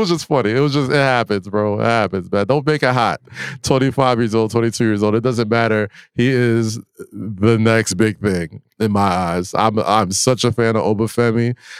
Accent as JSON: {"language": "English", "region": "New York", "country": "United States", "said": "especially being a New Yorker."}